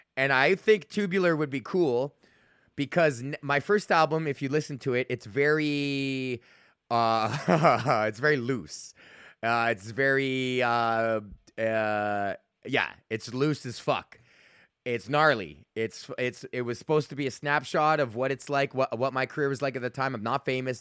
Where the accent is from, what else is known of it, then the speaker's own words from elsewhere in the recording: Alberta, Canada; I'm from Alberta